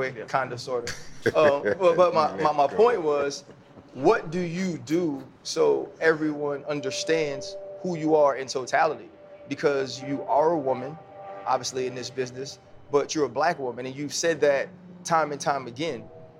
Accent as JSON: {"language": "English", "town": "New Orleans", "region": "Louisiana", "country": "United States", "said": "Now, like, I'm from New Orleans, which is huge on colorism because I'm from a place where they call it passé blanc, right?"}